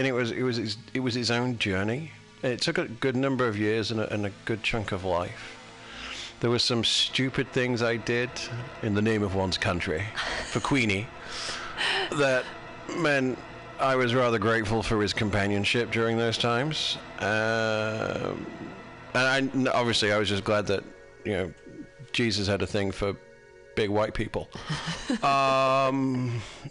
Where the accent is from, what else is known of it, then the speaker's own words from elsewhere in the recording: United Kingdom; I'm British